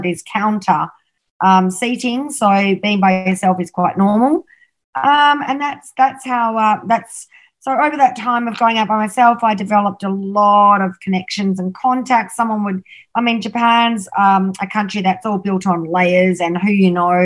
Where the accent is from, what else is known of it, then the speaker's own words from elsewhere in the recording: Australia; I'm Australian